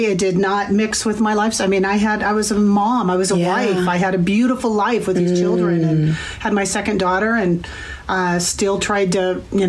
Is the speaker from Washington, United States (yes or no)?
yes; Bellevue, Washington, United States; Bellevue, Washington.